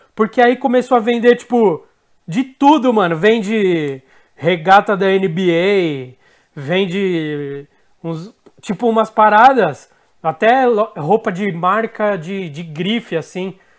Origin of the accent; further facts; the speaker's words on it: São Paulo, Brazil; a gente é de São Paulo